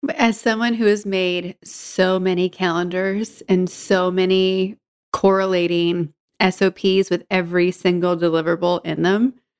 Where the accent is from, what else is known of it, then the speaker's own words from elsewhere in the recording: Georgetown, Massachusetts, United States; I grew up north of Boston in Georgetown